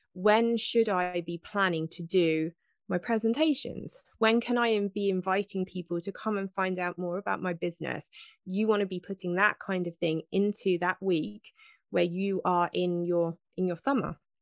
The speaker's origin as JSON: {"language": "English", "country": "United Kingdom", "said": "'cause I am British"}